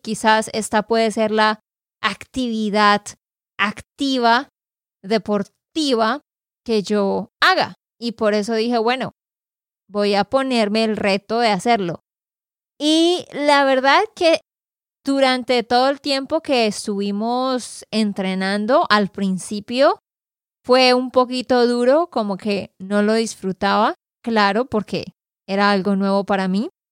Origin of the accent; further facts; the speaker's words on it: Santander, Colombia; de Santander, Colombia